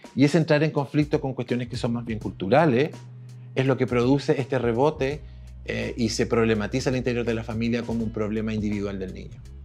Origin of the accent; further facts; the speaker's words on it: Temuco, Araucanía, Chile; yo soy de Temuco, yo estudié en Temuco en los años 80